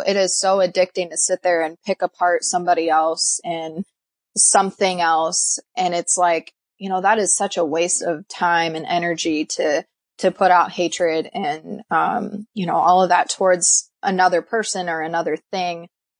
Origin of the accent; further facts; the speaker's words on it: Midwest, United States; it's more desert looking to me as a Midwesterner.